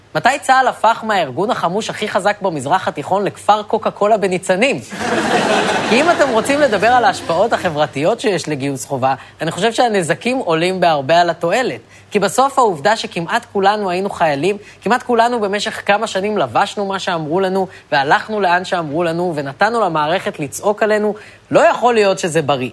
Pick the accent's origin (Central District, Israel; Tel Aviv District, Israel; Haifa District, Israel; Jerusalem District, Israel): Central District, Israel; Ra'anana; אני נגיד מרעננה